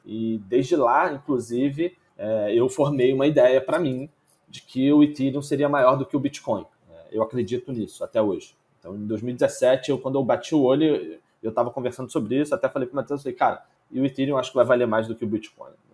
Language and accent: Portuguese; Brazil; mesmo como brasileiro, tendo uma conta lá